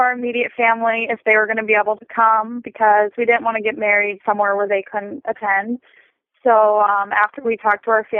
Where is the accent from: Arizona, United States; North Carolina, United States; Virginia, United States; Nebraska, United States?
Nebraska, United States; I'm from Nebraska